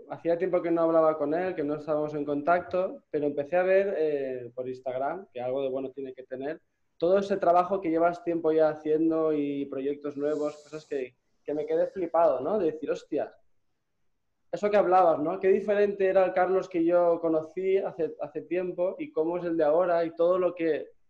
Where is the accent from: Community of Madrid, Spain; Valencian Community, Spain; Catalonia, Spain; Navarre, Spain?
Valencian Community, Spain; Gandia; moved away as an adult; also born or lived in Barcelona; Yo soy de Gandía